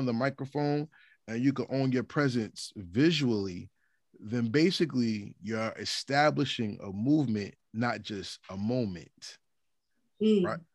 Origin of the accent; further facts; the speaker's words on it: New Jersey, United States; I'm from Jersey